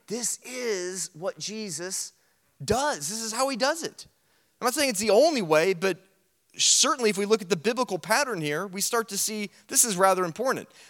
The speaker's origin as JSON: {"language": "English", "country": "United States", "said": "being an American and we're loud and we're arrogant"}